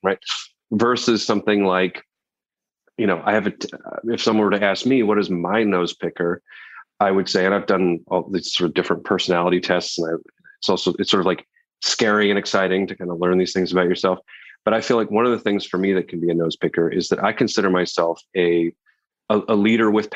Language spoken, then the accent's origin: English; Canada; moved away as an adult; now in New York, United States; I'm from Canada originally. I feel like I'm an honorary New Yorker after 16 years